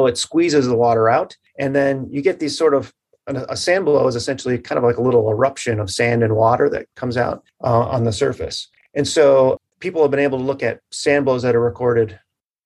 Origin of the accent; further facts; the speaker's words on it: Marquette, Michigan, United States; I grew up in the Upper Peninsula in Marquette